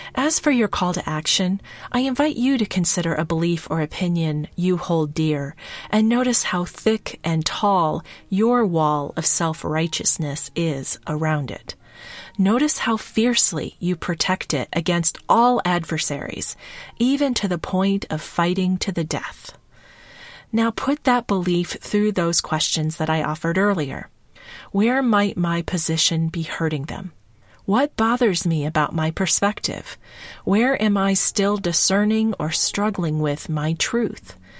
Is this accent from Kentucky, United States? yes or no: yes; Kentucky, United States; I grew up in Kentucky